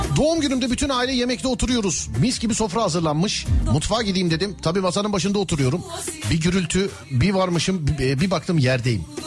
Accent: Istanbul, Turkey; ben doğma büyüme İstanbulluyum

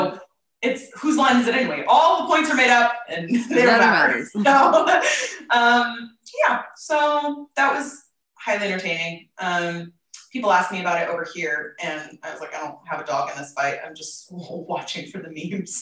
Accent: United States; moved away as an adult; now in England, United Kingdom; I have not lived in America for 3 years

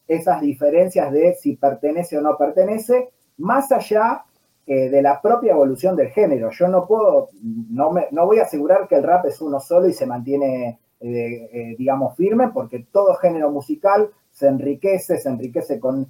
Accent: Argentina; acá en Argentina

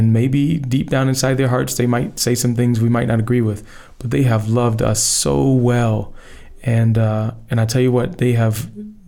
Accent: United States; I'm from America

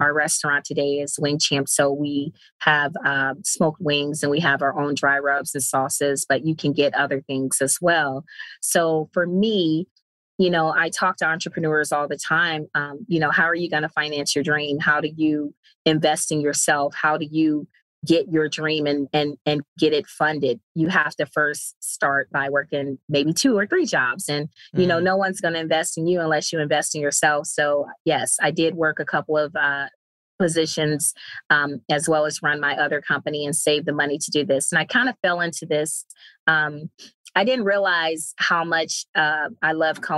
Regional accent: Cleveland, Ohio, United States; moved away; I'm originally from Cleveland, Ohio

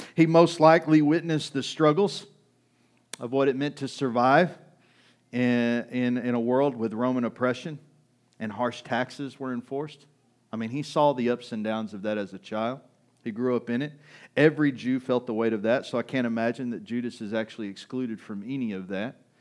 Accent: United States; We're American

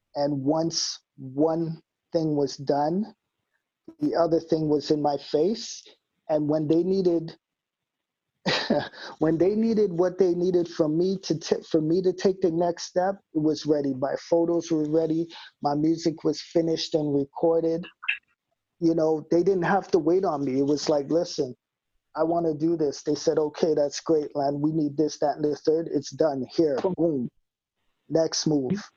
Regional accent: Winnipeg, Manitoba, Canada; I don't live in the West End anymore, but I rep it always.

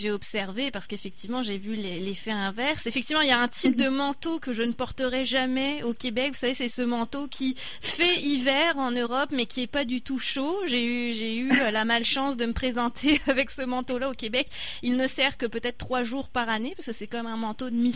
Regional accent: France; je suis française

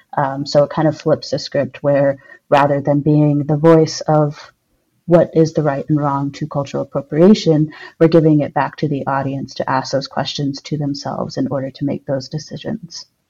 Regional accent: Albuquerque, New Mexico, United States; now in Madison, United States; I'm originally from Albuquerque, New Mexico, but I currently live in Madison, Wisconsin.

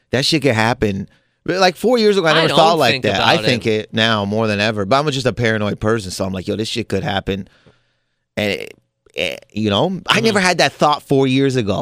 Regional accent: Canada; now in United States; I'm a Canadian who lives in America

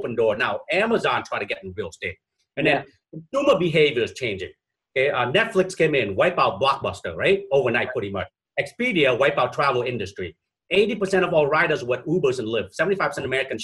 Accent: Vietnam; now in Minnesota, United States; I'm originally from Vietnam, I'm from that part of the world as well.

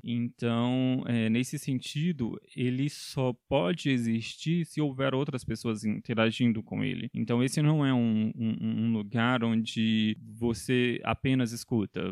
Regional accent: Federal District, Brazil; eu sou daqui do Distrito Federal

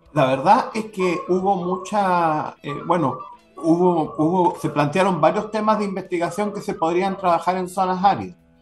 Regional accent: Antofagasta, Chile; Yo soy de Antofagasta

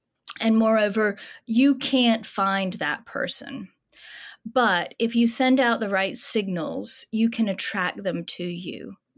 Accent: United States; As an American art historian, of course, I had heard of the Peel family

